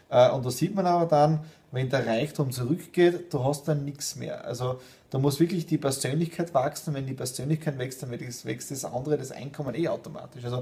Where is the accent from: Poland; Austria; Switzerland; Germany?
Austria; deswegen sehe ich mich nicht nur als Österreicher, sondern als Europäer und Weltbürger.